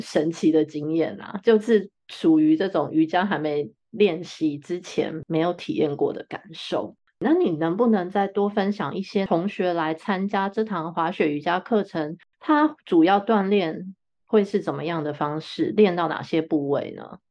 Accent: Taiwan; 我们身在台湾真的很幸运啊，也嗯很幸福

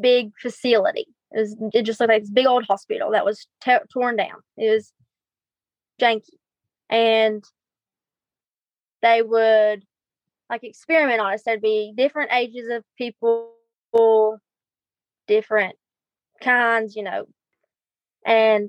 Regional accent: Virginia, United States; Starting about 8 years old, we moved from where I was born in Virginia to the house my dad was raised

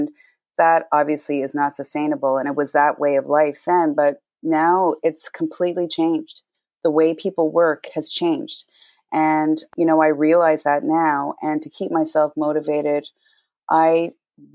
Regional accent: The Rock, Newfoundland and Labrador, Canada; from The Rock, J Rock

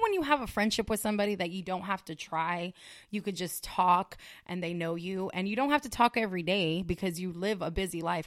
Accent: California, United States; moved away as an adult; also born or lived in Las Vegas; I'm from California.

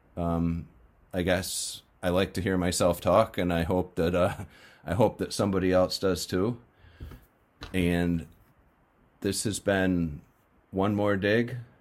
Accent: New England, United States; this slow-moving river in my hometown

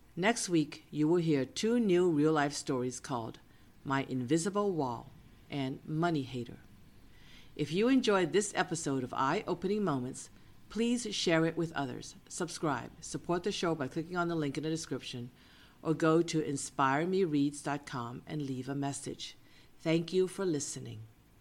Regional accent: Boston, Massachusetts, United States; moved away as an adult; now in San Francisco, United States; Cousin Eason and I grew up in Boston, but I had settled in San Francisco for many years as a grown woman

